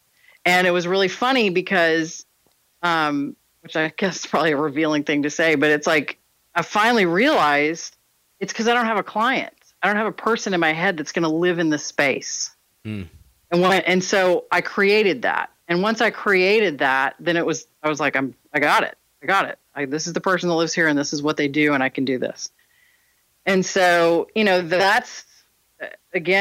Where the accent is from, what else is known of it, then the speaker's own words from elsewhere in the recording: Texas, United States; I'm born and raised in Texas